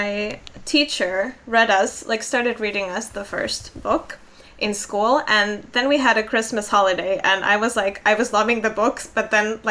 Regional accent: Finland; first language Finnish; English is a second language; I was in Finland and that's my native language.

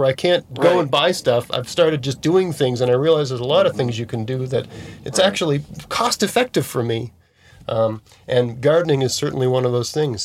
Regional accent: Nova Scotia, Canada; also born or lived in Hamilton, Ontario; I'm from Nova Scotia.

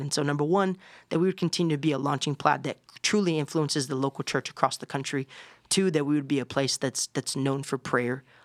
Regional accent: Orlando, Florida, United States; I grew up in Orlando, Florida. I have Puerto Rican parents

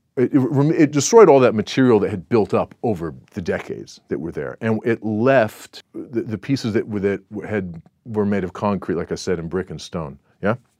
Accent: Southern California, United States; moved away as an adult; now in Singapore; where I grew up in Southern California

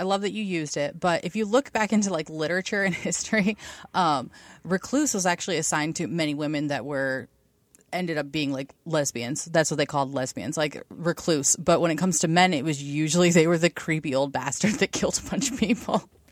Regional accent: Ohio, United States; also born or lived in Washington, D.C. / Cincinnati; I'm from Ohio. I've born and raised in the fucking sticks where there's more cows than people.

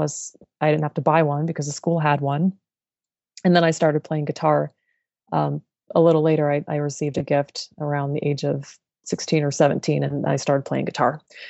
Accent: Colorado, United States; I grew up in the Colorado mountains, and I love the outdoors, flowers, and long walks.

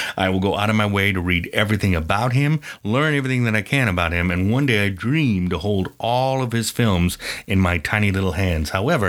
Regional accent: Ireland; because I'm Irish and we try to get the most out of everything.

